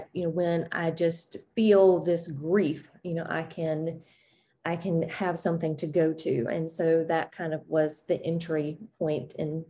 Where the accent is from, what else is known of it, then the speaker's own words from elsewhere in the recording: the South, United States; I grew up in the South and had a very religious upbringing